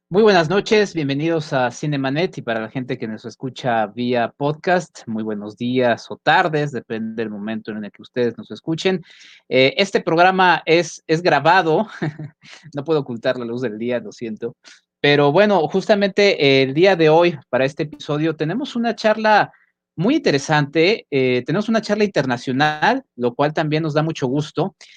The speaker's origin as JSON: {"language": "Spanish", "country": "Mexico", "said": "en nuestro país, en México también."}